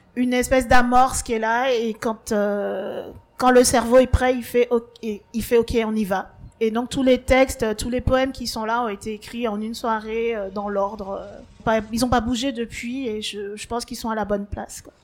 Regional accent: Martinique; moved away; j'ai grandi en Martinique et en Martinique on parle le créole.

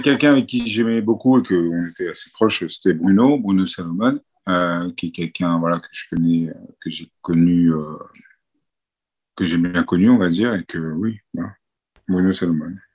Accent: France; je suis né en France

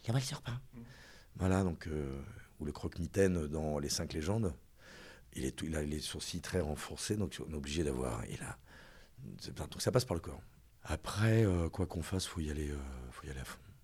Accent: Reims, Grand Est, France; moved away as an adult; je suis né à Reims, boulevard Lundi

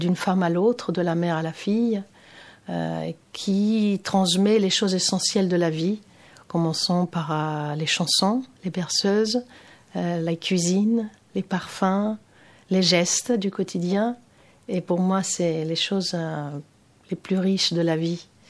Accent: Athens, Attica, Greece; French is a second language; moved away as an adult; also born or lived in London; j'ai grandi à Athènes, hein, je suis grecque

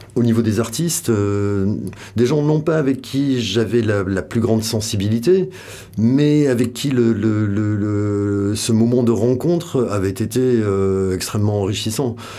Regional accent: Biarritz, Nouvelle-Aquitaine, France; moved away as an adult; also born or lived in Bayonne / Paris; je suis né euh, dans le Pays Basque, euh, à Biarritz, enfin, je suis né à Bayonne. Mais j'ai vécu toute mon adolescence là-bas, entre Biarritz

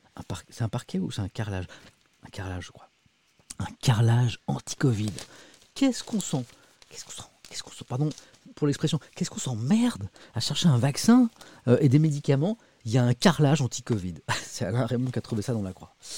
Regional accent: Brittany, France; now in Paris, France; Je suis breton

